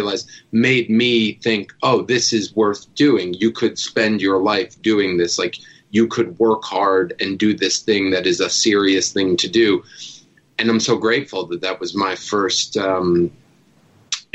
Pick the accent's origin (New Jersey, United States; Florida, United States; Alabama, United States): New Jersey, United States; I grew up in Jersey